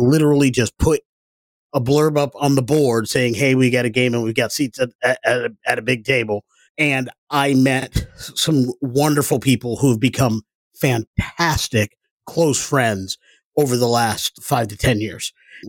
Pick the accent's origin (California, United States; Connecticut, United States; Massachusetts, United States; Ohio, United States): Connecticut, United States; Groton; born or raised there; moved away as an adult; also born or lived in Maine